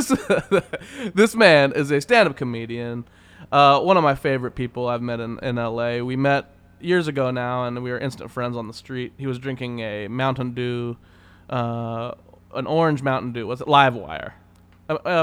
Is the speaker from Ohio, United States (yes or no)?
no; Wichita, Kansas, United States; moved away as an adult; also born or lived in West Hollywood, Los Angeles; now in Los Angeles, United States; my hometown of Wichita, Kansas